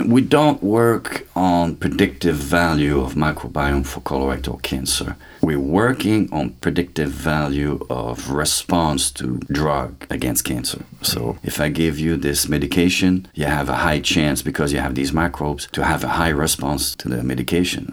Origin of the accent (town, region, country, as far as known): Saint-Louis-de-France, Quebec, Canada; born or raised there; moved away; also born or lived in Trois-Rivières, Quebec